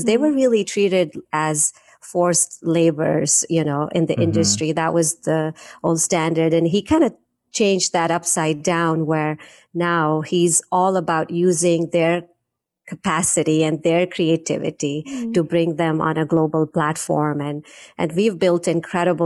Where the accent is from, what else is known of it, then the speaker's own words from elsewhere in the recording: India; I was born in India. I grew up in India in our manufacturing business